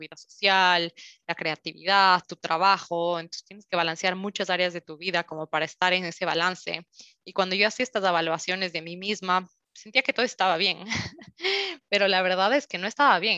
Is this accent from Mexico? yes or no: no; Quito, Pichincha, Ecuador; moved away as an adult; now in Switzerland; soy de Quito, Ecuador